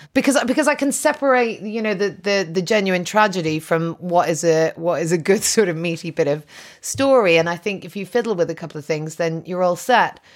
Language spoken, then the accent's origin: English; Ireland; I'm Irish